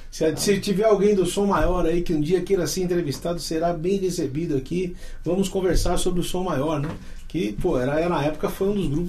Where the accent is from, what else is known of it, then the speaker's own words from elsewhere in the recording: Minas Gerais, Brazil; sou mineiro também, viu?